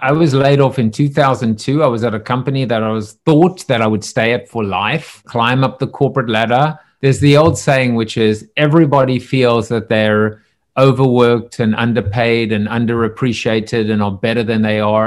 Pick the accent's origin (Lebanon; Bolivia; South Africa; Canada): South Africa; I'm from South Africa